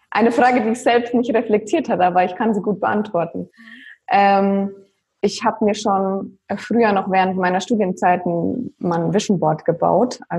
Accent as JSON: {"language": "German", "town": "Würzburg", "region": "Bavaria", "country": "Germany", "said": "ja, auch da komme ich quasi her"}